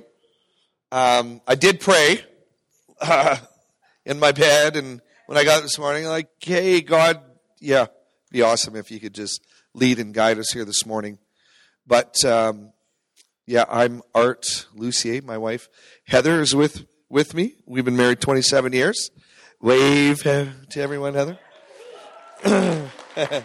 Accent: Terrace, British Columbia, Canada; I grew up in Terrace, British Columbia

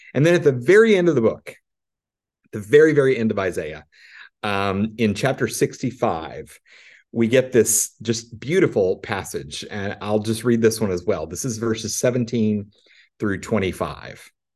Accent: Arkansas, United States; I'm from Arkansas

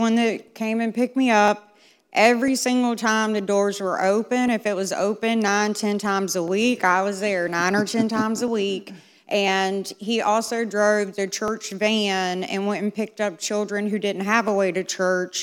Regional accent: Concord, United States

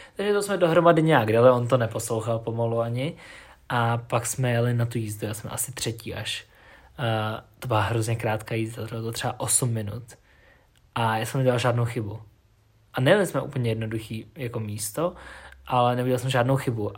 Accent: Ústí nad Labem, Ústí nad Labem Region, Czechia; u nás v Ústí

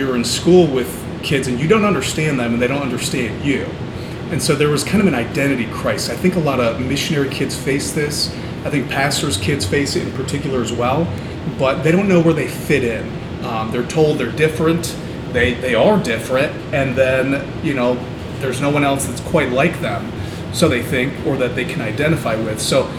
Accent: Ukraine; also born or lived in Cleveland, Ohio, United States; So I was born in Cleveland, Ohio, and then when I was 3, we moved to the former Soviet Union. So we lived in Ukraine right after the Iron Curtain fell down, Soviet Union collapsed. So we lived 100 kilometers south of Chernobyl.

